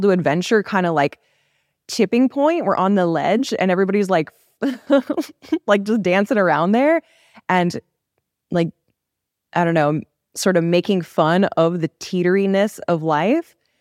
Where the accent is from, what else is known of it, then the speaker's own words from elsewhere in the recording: Los Angeles, California, United States; I was born in L A. I grew up in a very, like, culturally diverse area, but I still feel very Korean